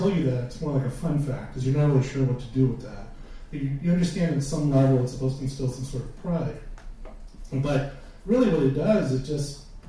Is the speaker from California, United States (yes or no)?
yes; San Diego, California, United States; now in San Francisco, United States; I grew up in not just Southern California. I grew up in San Diego, which is a completely different animal.